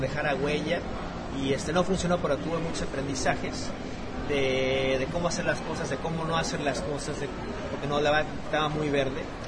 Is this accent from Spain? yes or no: no; Mexico City, Mexico; moved away as an adult; now in United States; De la Ciudad de México, ahí crecí, y nací, en la Ciudad de México.